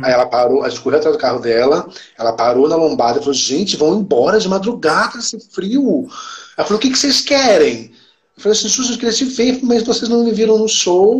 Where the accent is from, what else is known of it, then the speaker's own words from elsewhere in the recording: Campinas, São Paulo, Brazil; eu sou de Campinas